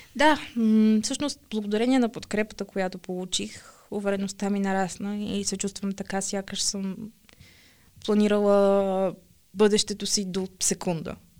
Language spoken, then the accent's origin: Bulgarian; Sofia, Sofia City, Bulgaria; от София съм